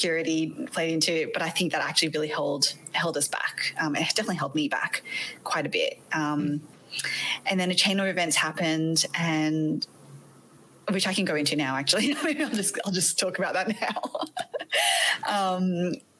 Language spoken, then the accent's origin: English; Australia; accent: Australian; also born or lived in Malaysia; now in United States; You might be able to tell from my accent that I'm not from the States. I am actually Aussie